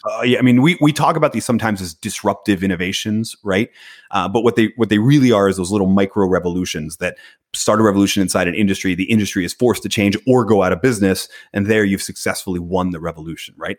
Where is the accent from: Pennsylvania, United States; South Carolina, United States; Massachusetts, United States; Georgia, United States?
Pennsylvania, United States; Philadelphia; I was born in Philadelphia